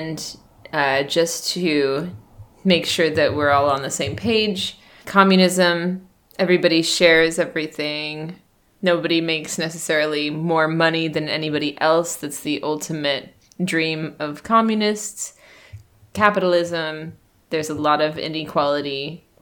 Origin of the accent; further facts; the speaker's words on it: United States; now in China; I'm an American, and I live in China